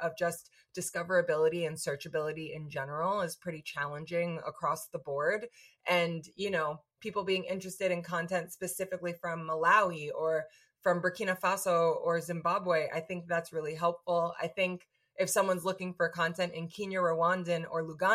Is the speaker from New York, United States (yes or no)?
yes; New York, United States; speaking as a New Yorker, as an American